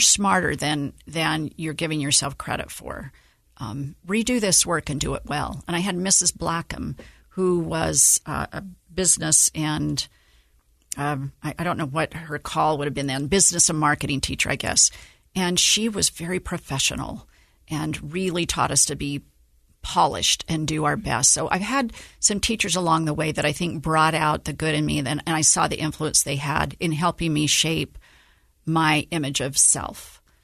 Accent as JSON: {"language": "English", "town": "Antimony", "region": "Utah", "country": "United States", "tie": "born or raised there", "also_born_or_lived": "St. George, Utah", "said": "born and raised in Utah"}